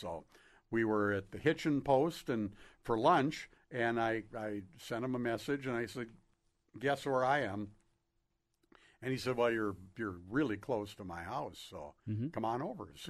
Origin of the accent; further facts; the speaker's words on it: Duluth, Minnesota, United States; I said, Duluth, Minnesota.